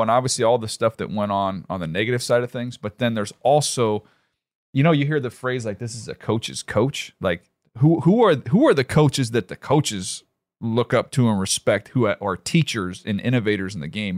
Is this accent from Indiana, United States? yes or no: yes; Fort Wayne, Indiana, United States; I was born in Fort Wayne, Indiana.